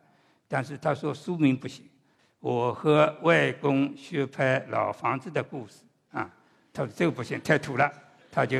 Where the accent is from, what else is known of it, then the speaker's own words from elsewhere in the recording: Shanghai, China; also born or lived in Suzhou; 我是半个上海人，半个苏州话。我在上海，别人知道我是苏州人；我在苏州，别人就叫我是上海人。